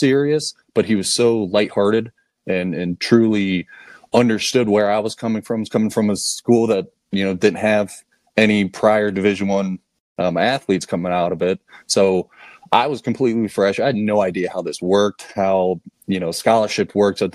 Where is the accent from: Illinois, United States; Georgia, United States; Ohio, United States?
Ohio, United States; Pataskala; I grew up here in Pataskala, Ohio